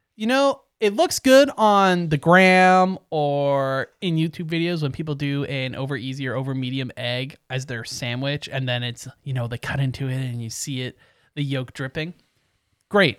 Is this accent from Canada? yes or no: yes; Canada; we are Canadian